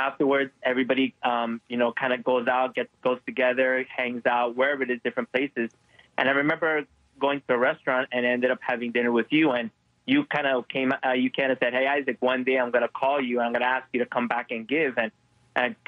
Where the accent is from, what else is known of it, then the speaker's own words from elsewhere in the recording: Miami, Florida, United States; moved away; I'm from Miami